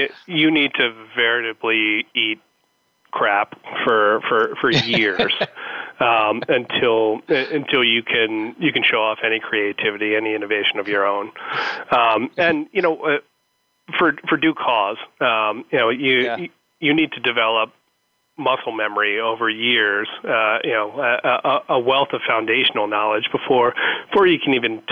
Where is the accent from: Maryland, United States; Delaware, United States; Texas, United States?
Maryland, United States; Baltimore; moved away as an adult; also born or lived in Chicago / Los Angeles; now in Nashville, United States; I grew up in Baltimore. So I'm an East Coast, Mid-Atlantic kid.